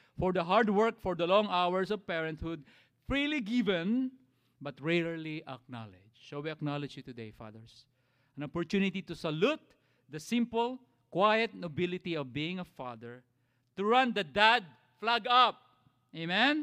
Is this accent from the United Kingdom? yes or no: no; Philippines; now in United States; as Filipino dads